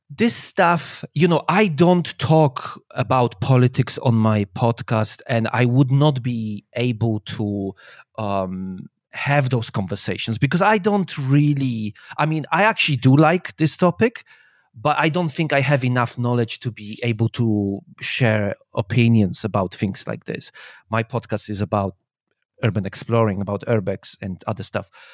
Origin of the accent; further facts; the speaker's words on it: Poland; moved away as an adult; also born or lived in England; now in China; I was born in Poland and I, when I was nineteen, I think. Eighteen, nineteen. I, uh, moved out